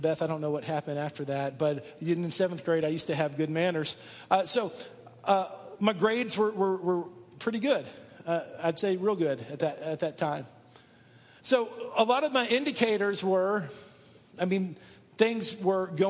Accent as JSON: {"language": "English", "town": "Dallas", "region": "Texas", "country": "United States", "tie": "born or raised there", "said": "I grew up outside of Dallas, Texas, in one of the suburbs there"}